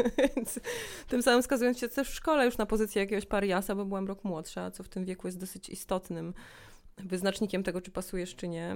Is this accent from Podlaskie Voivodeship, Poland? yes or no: yes; Białystok, Podlaskie Voivodeship, Poland; moved away as an adult; also born or lived in Augustów / Poznań; now in Warsaw, Poland; Urodziłam się w Augustowie, ale wychowałam się w Białymstoku przez pierwsze 19 lat mojego życia.